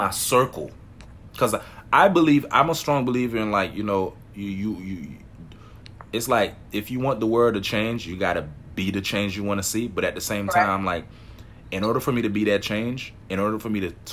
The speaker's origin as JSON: {"language": "English", "town": "Miami", "region": "Florida", "country": "United States", "tie": "born or raised there", "said": "growing up in Miami"}